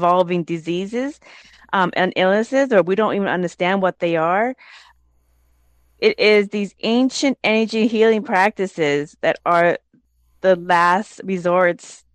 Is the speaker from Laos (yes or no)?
yes; Laos; I'm from the Hmong tribe of Laos